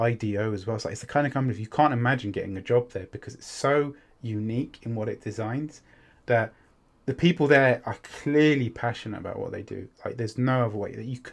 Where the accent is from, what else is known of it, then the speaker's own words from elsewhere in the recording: United Kingdom; I'm British